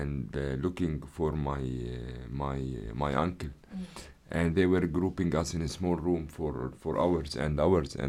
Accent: Jerusalem, Palestine; moved away as an adult; now in France; born in Jerusalem, and I grew up and raised in Jerusalem. I lived all my life in Jerusalem

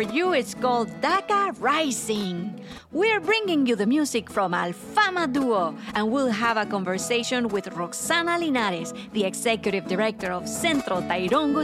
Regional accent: Guatemala; now in United States; growing up in Guatemala

